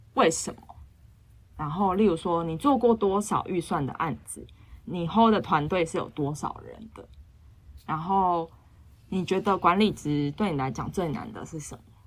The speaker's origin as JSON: {"language": "Chinese", "country": "Taiwan", "said": "其实我英文不是那种，嗯，像母语者那种，我就是一般的台湾学生，就是从小学很多英文到不敢大讲"}